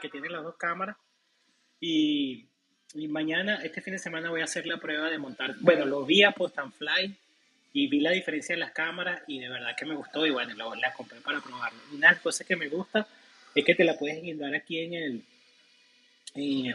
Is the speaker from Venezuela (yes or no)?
yes; Venezuela; moved away as an adult; now in United States